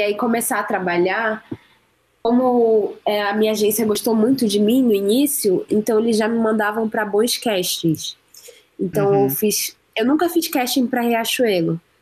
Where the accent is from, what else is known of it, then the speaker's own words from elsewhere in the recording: Belém, Pará, Brazil; moved away as an adult; now in São Paulo, Brazil; sou de Belém Pará. Cresci aí, nascida e crescida. Vim para São Paulo